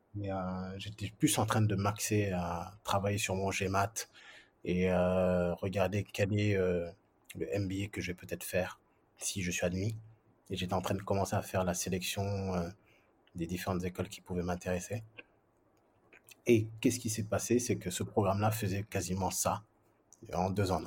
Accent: France; moved away as an adult; also born or lived in Senegal / United Arab Emirates / Saudi Arabia; now in Dakar, Senegal; je viens de la France, ouais, d'accord, mais, mais encore, ouais, je suis d'origine, euh, du Sénégal

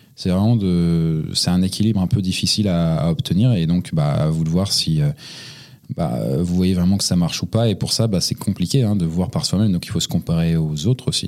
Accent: Montreuil, Île-de-France, France; Je suis né à côté de Paris, dans la petite ville de Pantin, euh, non, c'est pas vrai, c'était à Montreuil.

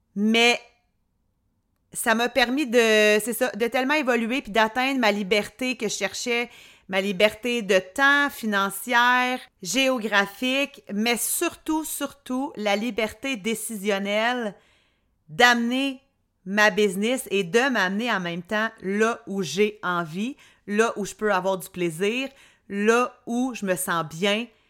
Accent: Drummondville, Quebec, Canada; now in Quebec City, Canada; je viens de Drummond

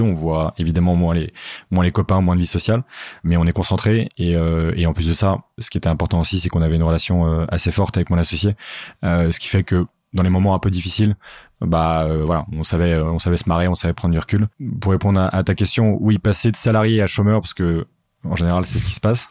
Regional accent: Paris suburbs, Île-de-France, France; also born or lived in Geneva; j'ai grandi en banlieue parisienne

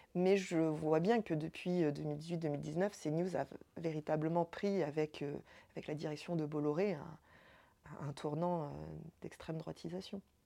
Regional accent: Évry, Île-de-France, France; j'ai grandi, euh, grandi à Évry, j'ai grandi en quartier difficile, en ZEP

